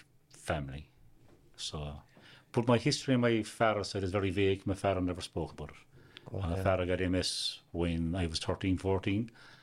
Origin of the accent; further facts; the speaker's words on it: Youghal, Munster, Ireland; I was born and reared in Yoel.